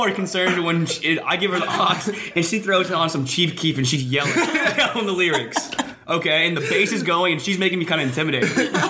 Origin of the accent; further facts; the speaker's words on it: Bloomington, Indiana, United States; because we're from Bloomington.